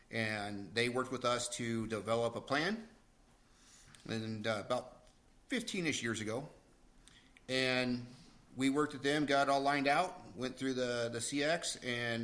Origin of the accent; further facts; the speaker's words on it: Coeur d'Alene, Idaho, United States; I was born in Coeur d'Alene and predominantly raised here. My dad was in the Navy, so traveled around a little bit.